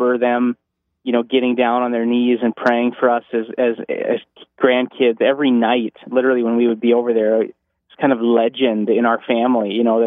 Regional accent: North Dakota, United States; I'm from North Dakota

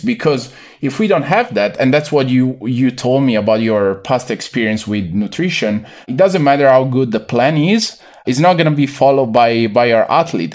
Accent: near Venice, Veneto, Italy; moved away as an adult; also born or lived in Milan, Italy; now in United States; I was born and raised in the Veneto region, a few kilometers from the, the city of, uh, Venice, Venezia, in Italy

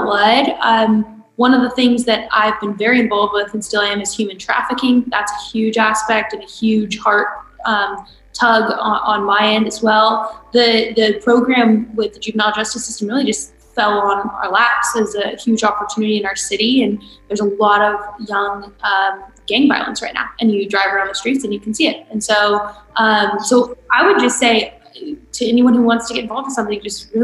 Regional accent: California, United States; now in Georgia, United States; my home state of California

